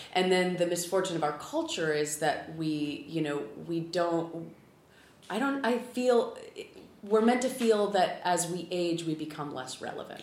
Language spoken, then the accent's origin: English; California, United States; also born or lived in San Diego / Los Angeles; I grew up in California. I lived for eight years in San Diego.